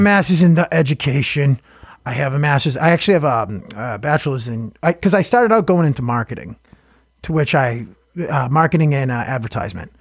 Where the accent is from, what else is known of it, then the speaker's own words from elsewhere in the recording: Boston, Massachusetts, United States; I'm from Hyde Park